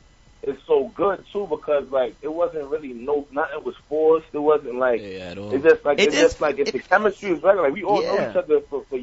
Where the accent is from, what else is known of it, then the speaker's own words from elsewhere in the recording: New York City, New York, United States; We all from Brooklyn. We all from Brooklyn.